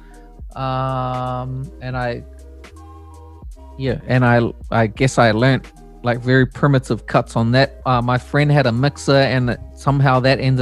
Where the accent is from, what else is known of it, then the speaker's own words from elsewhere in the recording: Hamilton, Waikato, New Zealand; also born or lived in Auckland; I was born in Auckland, and my family moved down to Hamilton when I was 5, and I was there until I left home.